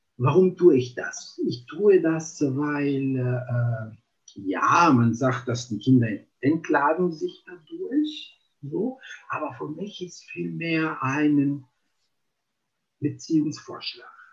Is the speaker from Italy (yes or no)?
yes; Italy; German is a second language; moved away as an adult; now in Germany; ich komme aus Italien